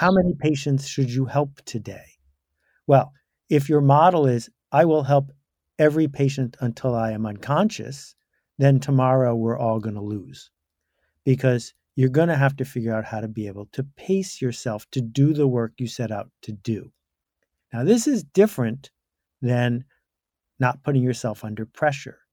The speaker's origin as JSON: {"language": "English", "town": "Buffalo", "region": "New York", "country": "United States", "tie": "born or raised there", "said": "I grew up in Buffalo, New York"}